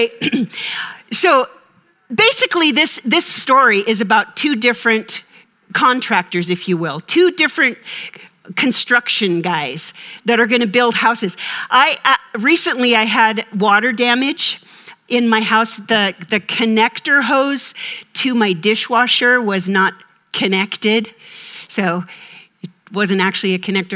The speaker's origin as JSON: {"language": "English", "region": "Minnesota", "country": "United States", "tie": "born or raised there", "said": "I'm from Minnesota"}